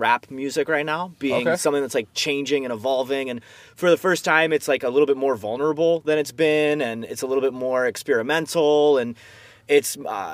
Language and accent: English; Florence, New Jersey, United States; I grew up in a town called Florence, New Jersey